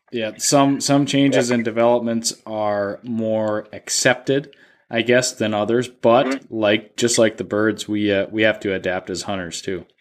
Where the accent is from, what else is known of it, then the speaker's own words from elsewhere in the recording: Duluth, Minnesota, United States; my hometown of Duluth, Minnesota